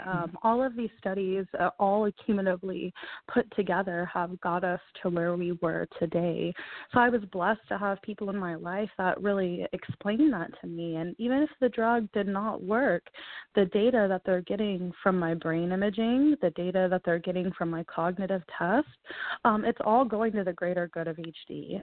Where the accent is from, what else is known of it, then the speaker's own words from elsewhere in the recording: Houston, Texas, United States; I am from Houston, Texas